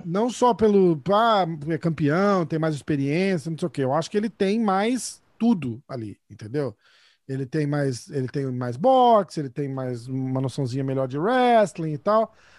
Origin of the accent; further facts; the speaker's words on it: Brazil; eu sou brasileiro